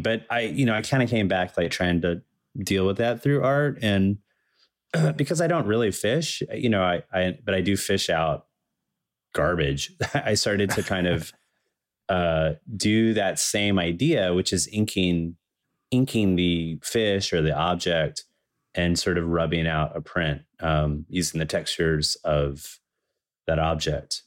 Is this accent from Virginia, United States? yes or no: yes; Danville, Virginia, United States; also born or lived in Chapel Hill, North Carolina; now in Brooklyn, United States; I was born in Danville, Virginia.